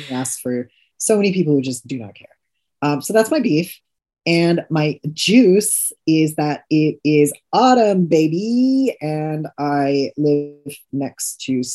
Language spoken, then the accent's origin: English; Orange County, California, United States; I'm from Orange County